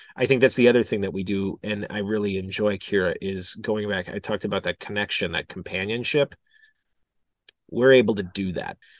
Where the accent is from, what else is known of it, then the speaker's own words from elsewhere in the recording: Milwaukee, Wisconsin, United States; moved away as an adult; also born or lived in Des Moines / Kansas City; went to, uh, Entercom in two thousand six in Milwaukee, in my hometown